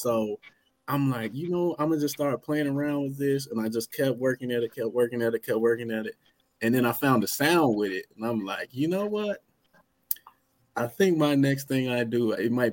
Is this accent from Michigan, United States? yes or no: yes; Michigan, United States; I was born in Michigan.